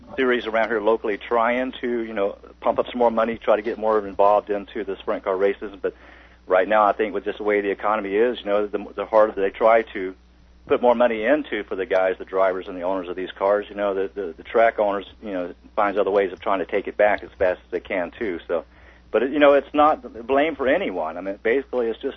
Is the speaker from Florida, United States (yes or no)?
yes; Tampa, Florida, United States; Yes, I am, born and raised.